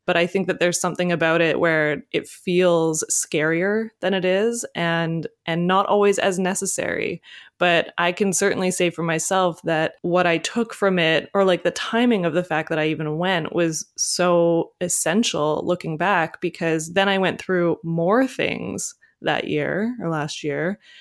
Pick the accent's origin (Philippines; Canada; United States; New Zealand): Canada; being a Canadian